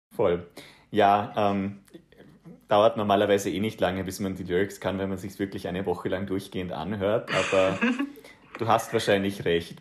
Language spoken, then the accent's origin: German; Bregenzerwald, Vorarlberg, Austria; accent: Vorarlberg dialect; moved away as an adult; also born or lived in Vienna / Netherlands; ich komme ja, wie gesagt, aus dem Brinkzer Wald. Das ist ein kleines Tal in Vorarlberg